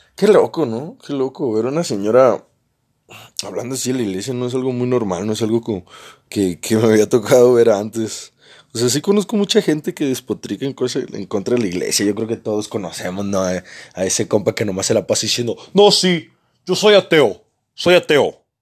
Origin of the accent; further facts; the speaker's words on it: Mazatlán, Sinaloa, Mexico; yo también soy de Sinaloa. Pero él no era de la misma ciudad que yo. Él era de Los Mochis y yo soy de Mazatlán